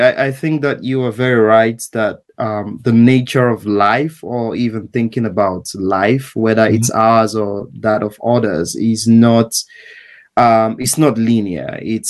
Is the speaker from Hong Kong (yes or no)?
no; Nigeria; now in New York, United States; I went to university in Nigeria. I trained as a lawyer and then went to law school.